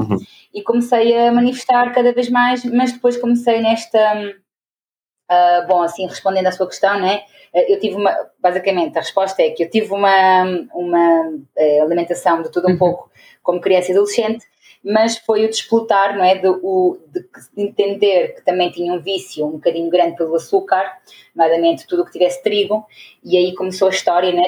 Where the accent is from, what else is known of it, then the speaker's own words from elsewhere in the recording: Portugal; moved away as an adult; also born or lived in Venezuela / Porto, Portugal; now in Angola; nasci em Venezuela, mas cresci em Portugal, porque os meus pais são portugueses uhum. e fui para lá com 5 anos. Uh, e aí foi lá que me formei, no Porto